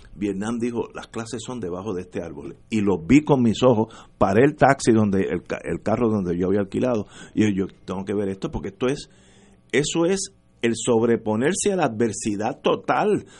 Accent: Puerto Rico; nosotros que somos los puertorriqueños

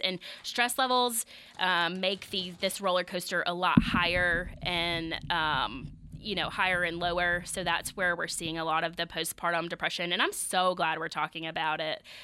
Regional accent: the South, United States; I say Kegel 'cause I'm from the South.

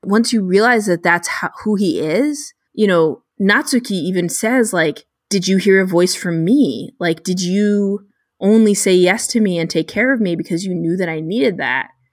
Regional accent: United States; as an American reader

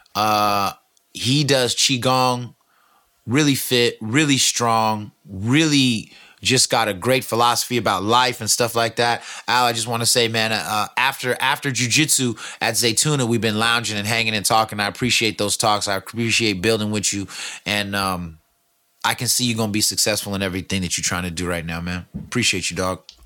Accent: California, United States; I'm from California

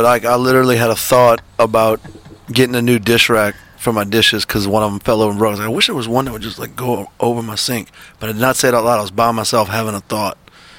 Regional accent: New Orleans, Louisiana, United States; also born or lived in North Shore, Louisiana; Yeah, I'm from New Orleans. Like, born and bred? Born and bred. When I was 10 years old, my family moved to the North Shore.

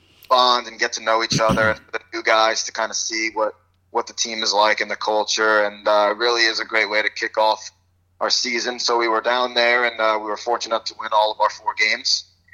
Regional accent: New Jersey, United States; also born or lived in Bronx, New York; growing up in New Jersey

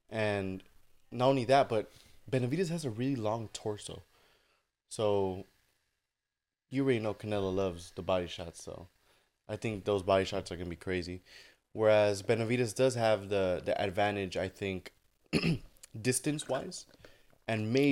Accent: Mexico; I'm fighting in Mexico. I'm fighting in my home in my hometown, right?

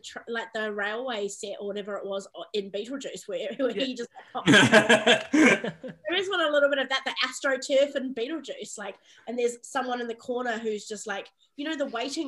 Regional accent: Palmerston North, Manawatū-Whanganui, New Zealand; this like little city, Palmerston North, that I grew up in New Zealand

